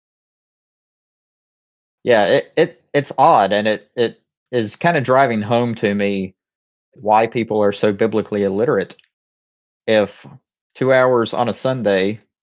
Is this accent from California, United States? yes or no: no; Thomasville, North Carolina, United States; my hometown here in Thomasville